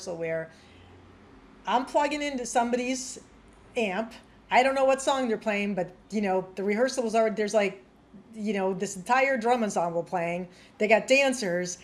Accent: United States; I'm American, I'm a woman and I'm white.

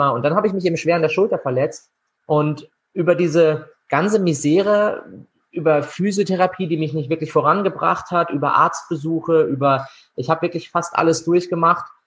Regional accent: Freiburg, Baden-Württemberg, Germany; und den Master gemacht in äh, Gesundheitswissenschaften in Freiburg, in meiner Heimatstadt.

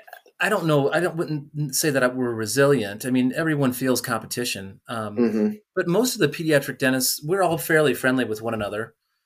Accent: Davenport, Iowa, United States; now in Colorado, United States; I grew up outside of Davenport.

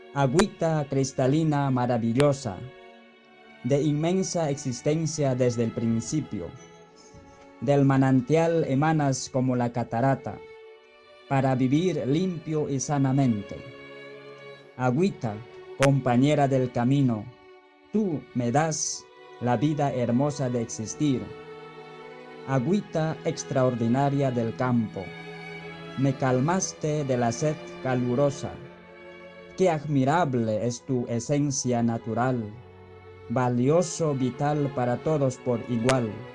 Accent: Peru; de Perú

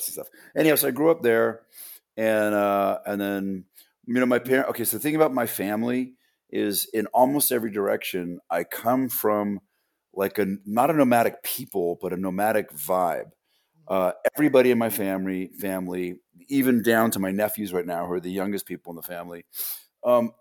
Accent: Los Angeles, California, United States; I grew up in a place in Southern California known as Porn Valley, aka the San Fernando Valley

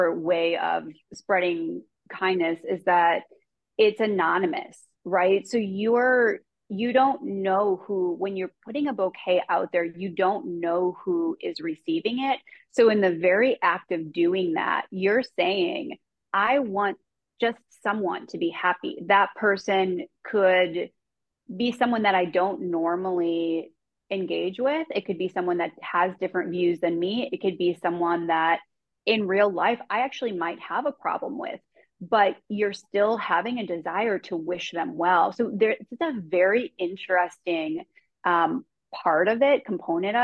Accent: Chicago, Illinois, United States; I grew up in Chicago native

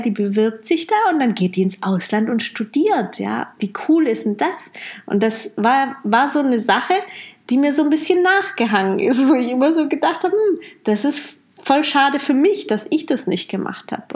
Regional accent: Heilbronn, Baden-Württemberg, Germany; moved away as an adult; also born or lived in Amsterdam; Heilbronn hier ist ja meine Heimat

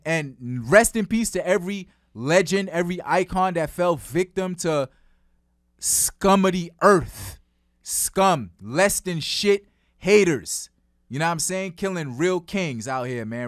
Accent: New York City, New York, United States; I'm from Flatbush.

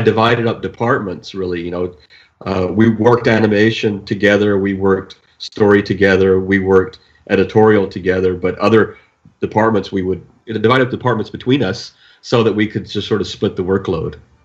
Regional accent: Tennessee, United States; moved away; I'm really from Tennessee

